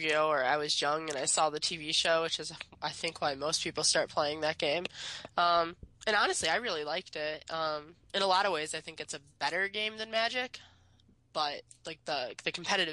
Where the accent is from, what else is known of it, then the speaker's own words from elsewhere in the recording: Michigan, United States; moved away as an adult; also born or lived in Pennsylvania; I grew up in Michigan